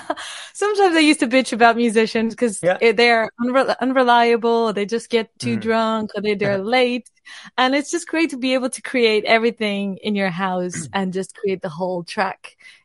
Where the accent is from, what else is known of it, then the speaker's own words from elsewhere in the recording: Lisbon, Portugal; now in United Kingdom; I've been doing music, I think, more seriously when I moved to the UK 7 years ago. So it's been interesting. I'm originally from Portugal, Lisbon.